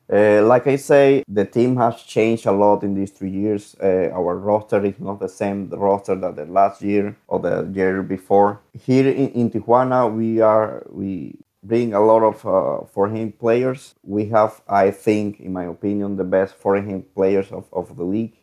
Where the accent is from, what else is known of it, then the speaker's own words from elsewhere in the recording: Venezuela; moved away as an adult; now in Mexico; I am from Venezuela